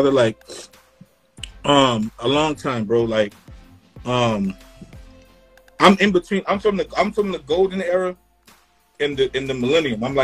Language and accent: English; Florida, United States; also born or lived in Rochester, New York; from I'm from Florida. Yeah. Um, and yeah. And upstate New York from uh, from from from Rochester, right?